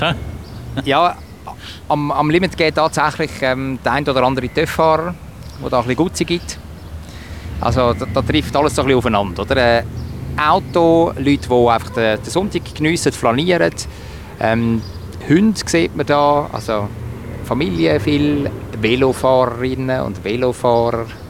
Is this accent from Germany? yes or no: no; Sihltal, Zurich, Switzerland; Ich bin ja zum Teil im Siltal aufgewachsen. So die Oberleimbach, bin Adliswil auch in der Schule